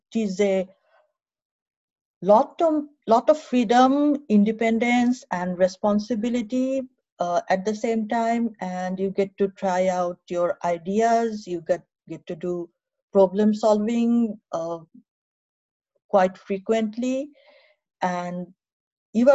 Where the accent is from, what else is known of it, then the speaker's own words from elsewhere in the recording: Narayanganj, Dhaka Division, Bangladesh; moved away as an adult; also born or lived in Rangpur / Bhola; now in United States; I was born in Rangpur, but then I grew up in Narayanganj